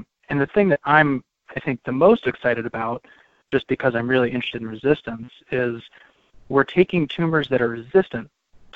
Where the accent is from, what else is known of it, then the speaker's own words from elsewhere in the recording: Cheltenham, Pennsylvania, United States; So I grew up in Cheltenham, which is a suburb just north of Philadelphia, and I'm a native Pennsylvanian